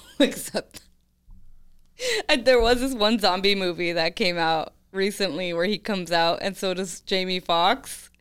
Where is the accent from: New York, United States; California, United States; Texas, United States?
California, United States; I'm from California